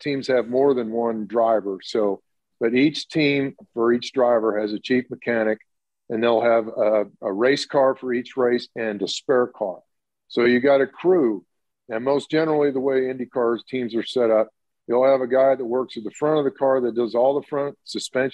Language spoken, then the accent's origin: English; Indiana, United States; I grew up in Indiana, went to a lot of the sprint car and midget races, the dirt tracks. I told you I grew up down the street from the state fairgrounds